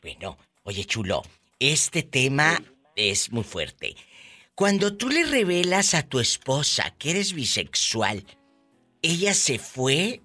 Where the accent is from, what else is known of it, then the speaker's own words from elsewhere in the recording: Matamoros, Tamaulipas, Mexico; mi tierra, mi Matamoros querido